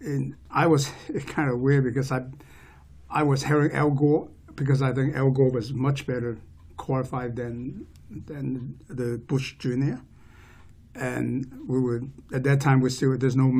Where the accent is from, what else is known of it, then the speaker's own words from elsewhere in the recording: Hong Kong; also born or lived in Oregon, United States / Bay Area, California, United States; now in Snohomish County, United States; I was born and raised in Hong Kong. My family immigrated here in 1972.